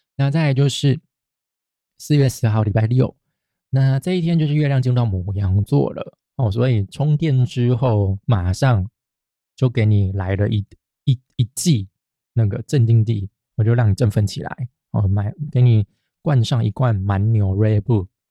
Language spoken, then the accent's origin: Chinese; Taiwan; 就跟我们台湾人也是啊，就嫌弃日本人的纳豆臭一样